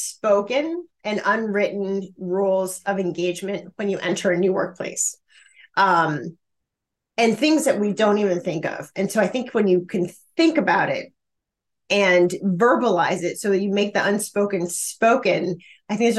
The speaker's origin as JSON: {"language": "English", "town": "Chicago", "region": "Illinois", "country": "United States", "said": "I'm from Chicago. And so, you know, I grew up watching the Chicago Bulls play basketball"}